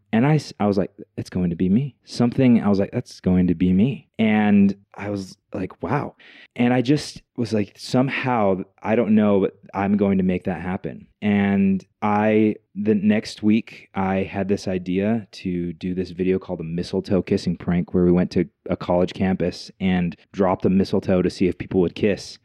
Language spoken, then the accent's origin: English; Logan, Utah, United States; now in Utah Valley, United States; I grew up in Logan, Utah, small town, uh, raised by a single mom